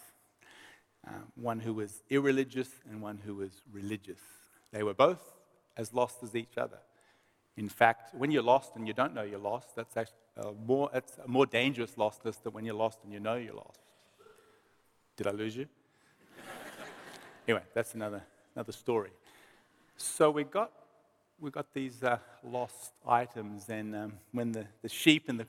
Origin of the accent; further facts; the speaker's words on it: Melbourne, Victoria, Australia; we're from Melbourne